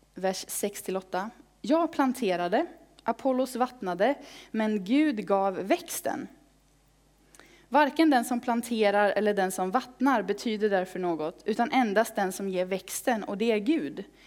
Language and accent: Swedish; Falköping, Västra Götaland, Sweden; i pingstförsamlingen i Falköping, där jag växte upp